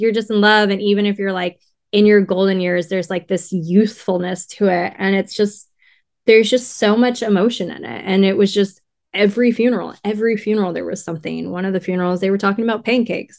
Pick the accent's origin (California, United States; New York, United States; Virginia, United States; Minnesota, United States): California, United States; Riverside; now in Los Angeles, United States; I'm from, I'm from Riverside, um, and my mom was born in Los Angeles